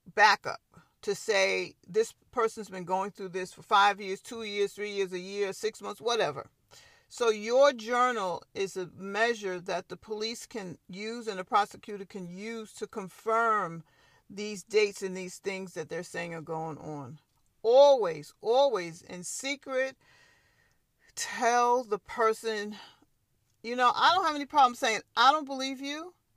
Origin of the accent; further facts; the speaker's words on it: Long Island, New York, United States; I'm a native New Yorker. I was born and raised on Long Island